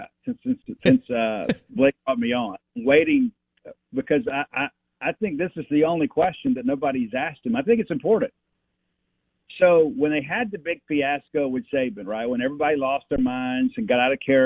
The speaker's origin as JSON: {"language": "English", "region": "Mississippi", "country": "United States", "tie": "born or raised there", "said": "we grew up in Mississippi"}